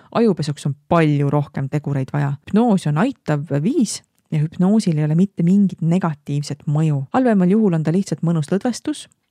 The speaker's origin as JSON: {"language": "Estonian", "country": "Estonia", "said": "me oleme eestlased"}